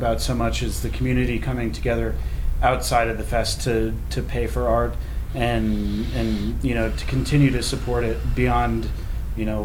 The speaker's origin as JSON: {"language": "English", "town": "Northfield", "region": "Massachusetts", "country": "United States", "tie": "born or raised there", "moved": "as an adult", "said": "I grew up in Western Massachusetts, a little town of 1,200 people called Northfield, Massachusetts"}